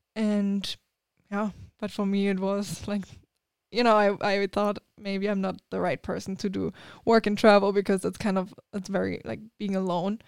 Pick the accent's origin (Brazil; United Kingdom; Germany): Germany; English is a second language; moved away as an adult; now in United States; so I grew up in Germany